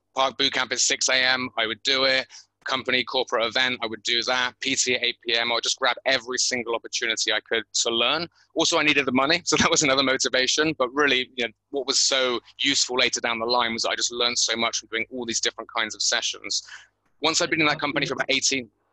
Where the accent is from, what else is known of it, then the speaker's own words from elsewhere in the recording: Bristol, South West England, United Kingdom; moved away as an adult; now in Thailand; born and bred in Bristol